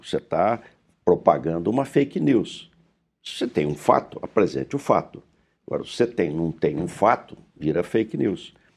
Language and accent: Portuguese; Pindamonhangaba, São Paulo, Brazil; Eu sou do, de, do interior, do Vale do Paraíba, de Pindamonhangaba